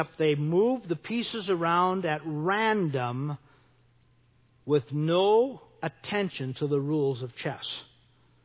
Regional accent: North Dakota, United States; I grew up in North Dakota

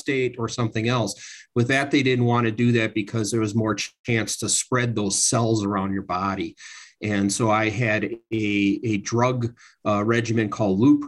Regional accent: Milwaukee, Wisconsin, United States; moved away as an adult; also born or lived in Santa Barbara, California; I was born and raised in Milwaukee, Wisconsin

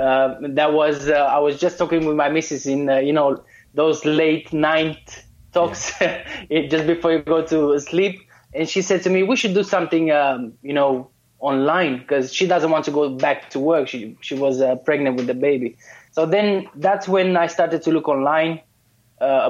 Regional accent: Romania; English is a second language; moved away as an adult; also born or lived in Spain; now in London, United Kingdom; originally I'm from Romania. I left Romania 15 years ago. I lived in Spain for 10 years. And 6 years ago, I moved to London

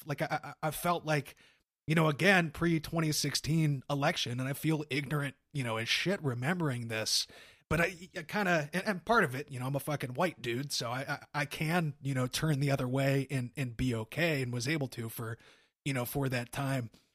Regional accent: Cincinnati, Ohio, United States; I was born in Cincy

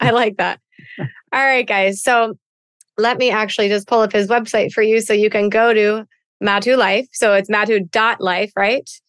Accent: East Coast, United States; I'm a girl from the East Coast that likes to talk

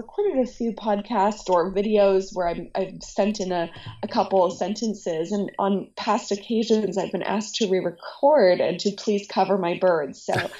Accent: Honolulu, Hawaii, United States; moved away as an adult; also born or lived in United Arab Emirates; I was born and raised in Honolulu on Oahu.

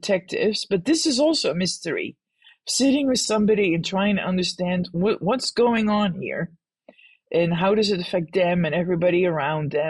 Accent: Netherlands; moved away; I grew up in the Netherlands

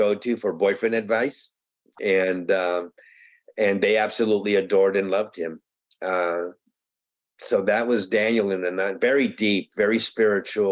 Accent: Medellín, Antioquia, Colombia; now in United States; I am a Colombian American. I was born in Medellin, Colombia, and I was brought to this country in 1962.

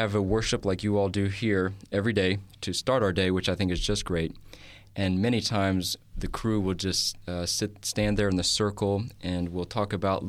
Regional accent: Kentucky, United States; born there; Yeah, I was born in the wonderful state. It's a southern state, Kentucky.

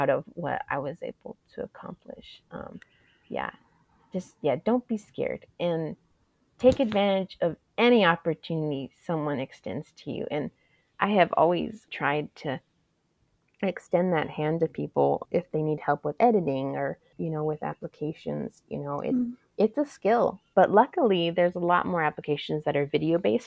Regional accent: Tucson, Arizona, United States; I was raised in the South Side. My family has history there

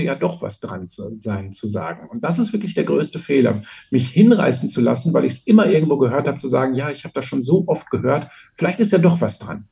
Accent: Austria; bei uns in Österreich

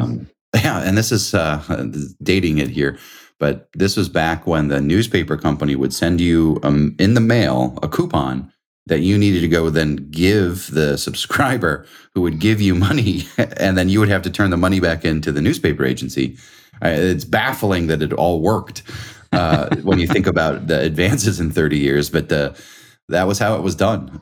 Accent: New York, United States; moved away as an adult; also born or lived in Indiana; I'm from New York

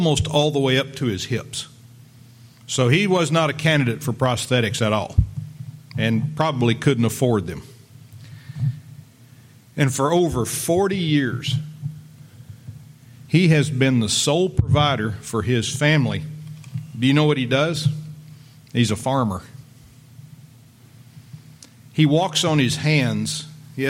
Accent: Lubbock, Texas, United States; I grew up in West Texas out there in Lubbock

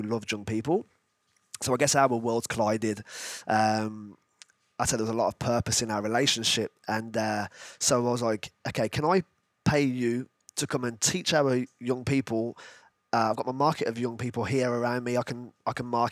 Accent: Birmingham, West Midlands, United Kingdom; moved away; also born or lived in Bolton; I'm originally from Birmingham, moved up to the north

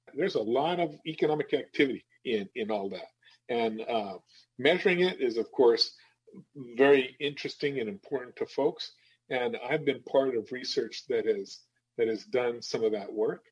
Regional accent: New Mexico, United States; moved away as an adult; now in Madison, United States; I'm from the Southwest. I'm from New Mexico, right? And uh, when I moved here to the Midwest, when we moved here 16 years ago

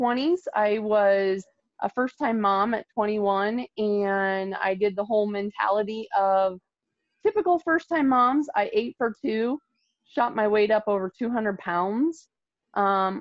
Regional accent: Nebraska, United States; I'm from Nebraska

